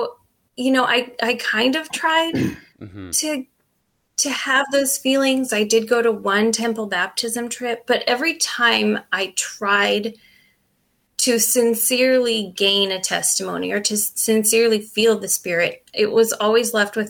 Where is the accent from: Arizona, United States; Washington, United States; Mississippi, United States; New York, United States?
Washington, United States; Eastern; we grew up in Eastern Washington, which is a very densely Mormon populated area